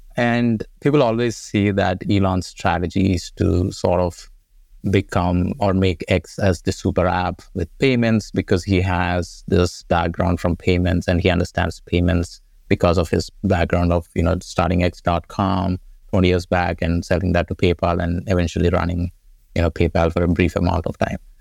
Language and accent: English; India; moved away as an adult; I grew up in India went to college there